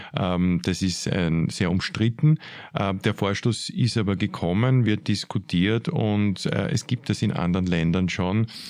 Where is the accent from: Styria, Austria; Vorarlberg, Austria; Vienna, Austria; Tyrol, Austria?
Vienna, Austria